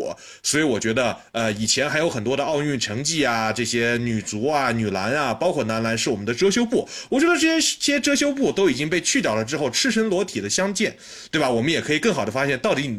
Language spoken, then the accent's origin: Chinese; Xinjiang, China; 而且我是新疆人嘛，所以我们从小就看着那个打广东，那易建联就是打不过，我们新疆队就是打不过广东